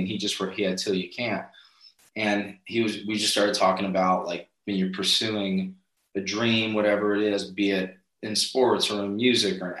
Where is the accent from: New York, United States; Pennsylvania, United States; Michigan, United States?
Pennsylvania, United States; near Scranton, northeastern; moved away as an adult; now in Nashville, United States; I grew up in northeastern Pennsylvania